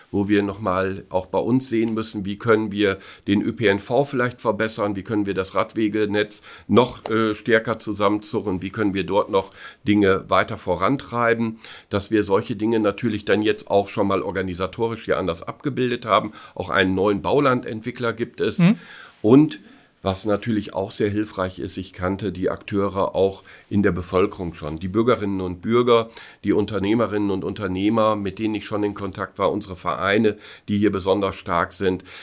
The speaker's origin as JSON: {"language": "German", "region": "North Rhine-Westphalia", "country": "Germany", "said": "Ich bin Westfale"}